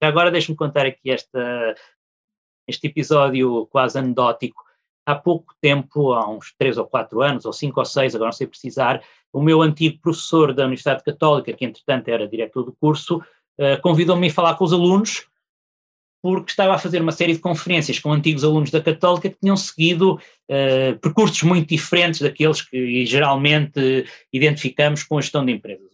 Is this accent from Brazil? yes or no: no; Portugal; sendo português